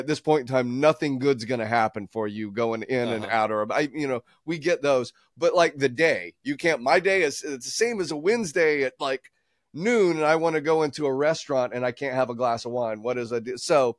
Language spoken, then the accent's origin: English; Atlanta, Georgia, United States; I'm from here, like you did, Joe, that you said you're from here, yeah. right? I was born into here. They're baffled the fact if someone is actually from Atlanta.